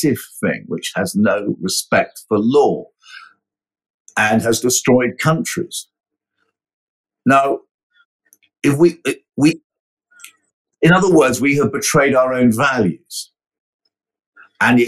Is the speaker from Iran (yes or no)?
no; United Kingdom; I'm a British citizen